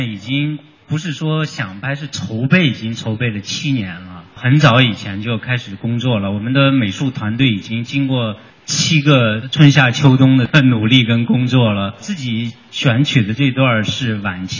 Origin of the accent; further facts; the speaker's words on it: China; 我们中国人